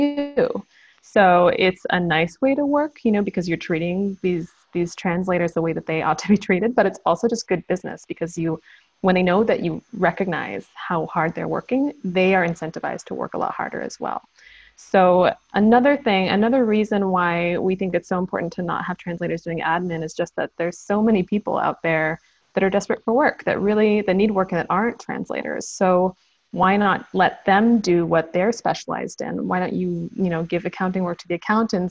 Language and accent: English; United States; moved away as an adult; now in South Korea; I'm American originally